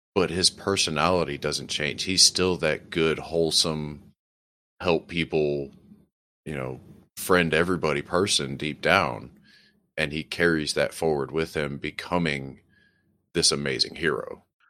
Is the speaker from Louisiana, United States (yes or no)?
yes; New Orleans, Louisiana, United States; I grew up in South Louisiana, specifically around the city of New Orleans